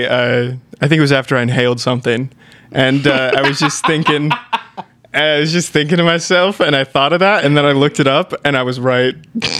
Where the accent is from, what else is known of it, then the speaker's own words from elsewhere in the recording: Kansas, United States; We're from Kansas.